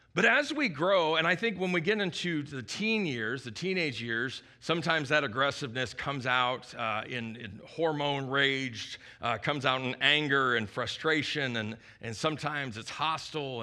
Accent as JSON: {"language": "English", "region": "Midwest", "country": "United States", "tie": "born or raised there", "moved": "yes", "said": "when I was a kid, I grew up in the Midwest where there's a lot more snow than there is here"}